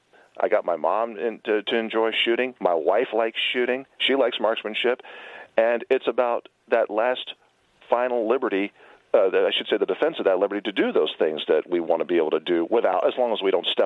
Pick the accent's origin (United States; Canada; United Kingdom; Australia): United States; San Francisco, California; I'm a liberal born and raised in San Francisco, California. With most of the attitudes that you would probably expect of a San Franciscan who grew up in the 70s.